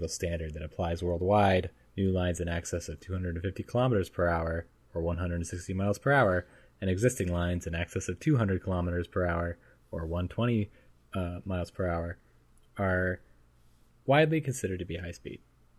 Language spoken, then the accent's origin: English; United States; as an American